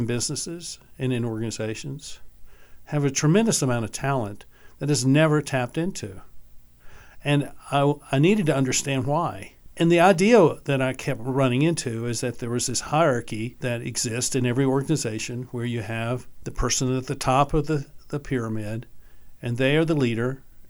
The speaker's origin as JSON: {"language": "English", "region": "North Carolina", "country": "United States", "tie": "born or raised there", "also_born_or_lived": "Massachusetts / Oklahoma / Georgia / West Virginia", "moved": "yes", "lives_now": "Jackson Hole, United States", "said": "I grew up in North Carolina"}